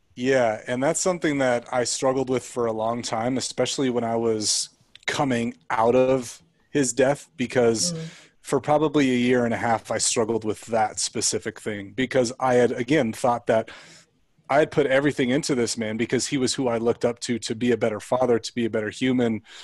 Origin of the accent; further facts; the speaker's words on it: Central Coast, California, United States; we grew up in California, and um, on the Central Coast, like by Santa Barbara